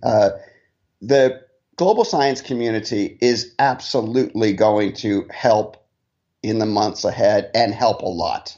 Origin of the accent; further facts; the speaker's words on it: Laguna Beach, California, United States; also born or lived in United Kingdom / North Carolina; now in New York, United States; I'm actually from Southern California originally, so yeah, I grew up on, on the beach in Laguna